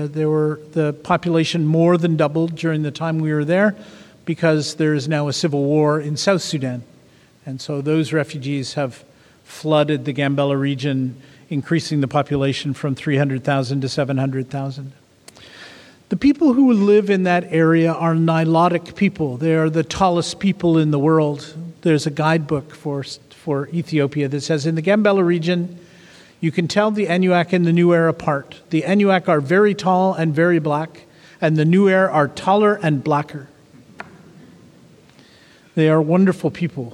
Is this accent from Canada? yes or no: yes; Canada; I come from Canada, where we have two languages, and we fight about those